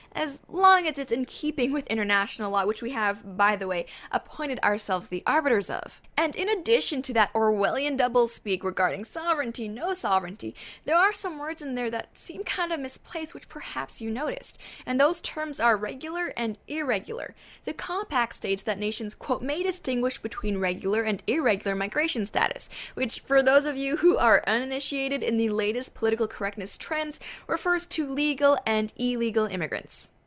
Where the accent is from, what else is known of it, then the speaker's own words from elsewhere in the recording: Canada; My birthplace, Canada-stan.